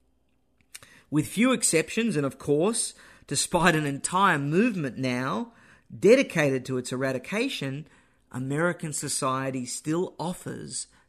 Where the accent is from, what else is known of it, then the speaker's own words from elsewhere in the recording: Australia; moved away as an adult; also born or lived in United States; now in Texas, United States; My heritage is Greek and German. I was born and raised in Australia. I live in and love America